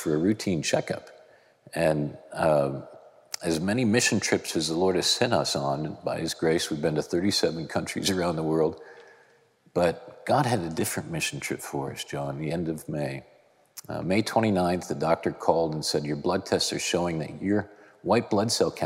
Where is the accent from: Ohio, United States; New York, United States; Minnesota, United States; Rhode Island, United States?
Minnesota, United States; Born and raised in Minnesota, hockey player from Minnesota.